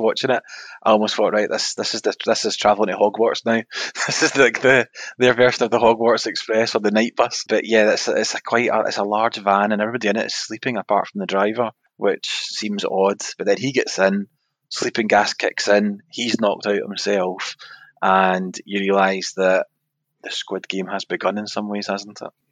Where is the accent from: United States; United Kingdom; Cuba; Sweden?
United Kingdom; Scotland; we're from Scotland